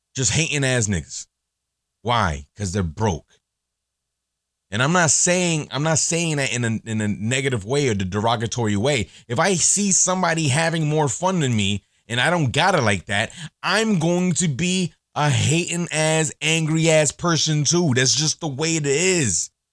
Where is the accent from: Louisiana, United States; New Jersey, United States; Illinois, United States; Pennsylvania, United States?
New Jersey, United States; Elizabeth; growing up in Elizabeth, growing up in Jersey